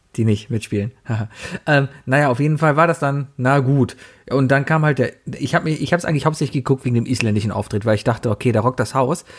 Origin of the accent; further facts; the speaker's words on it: Cologne, North Rhine-Westphalia, Germany; Ich komme aus Köln